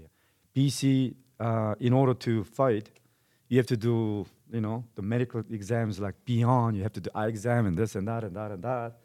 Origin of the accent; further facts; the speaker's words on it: South Korea; now in Calgary, Canada; I'm, I'm Korean and born and raised in Korea